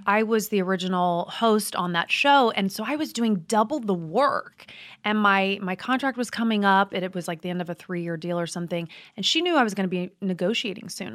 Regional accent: Midwest, United States; I'm from the Midwest

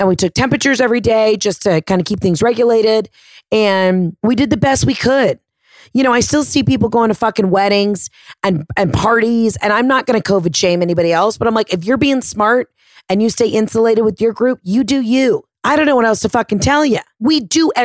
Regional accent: Georgia, United States; also born or lived in Florida; I am Southern and I grew up in Florida, basically. Well, in Georgia, but we've had a house in Florida forever

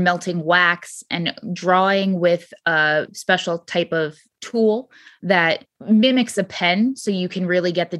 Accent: Southwest Connecticut, United States; moved away; also born or lived in Harlem; I grew up in Connecticut, Southwest Connecticut, in a town that was not fit for me

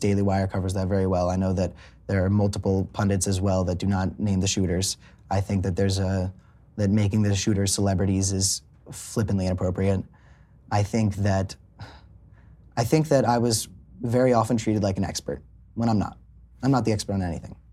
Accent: South Florida, United States; also born or lived in Hollywood, Florida; I grew up in South Florida.

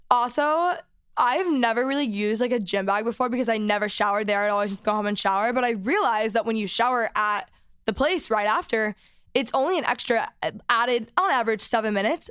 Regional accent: North Texas, United States; I grew up in Texas in North Texas.

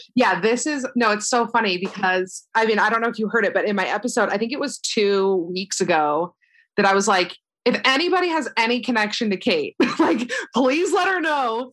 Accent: Florida, United States; moved away as an adult; now in Hoboken, United States; I like grew up most of my life in Florida

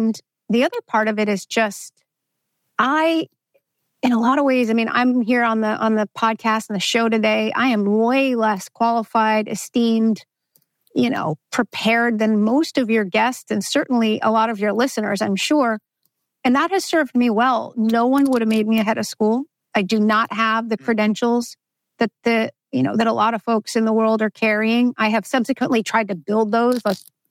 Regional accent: New York City, New York, United States; moved away as an adult; also born or lived in Alabama / Tennessee / China; I grew up in Brooklyn, New York

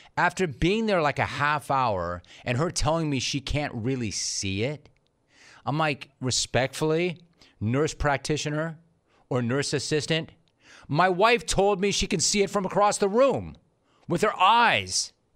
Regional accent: Calabasas, California, United States; I grew up in Calabasas. I went to Calabasas High School

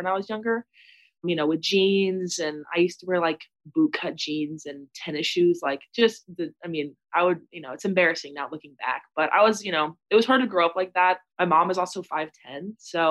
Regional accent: Austin, Texas, United States; also born or lived in California; I was born in California. I lived there for a little bit, but I'm from Austin, Texas

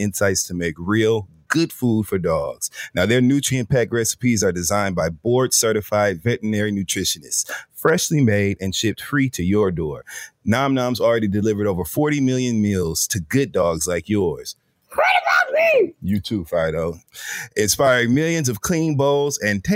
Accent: Michigan, United States; moved away; I grew up in Michigan

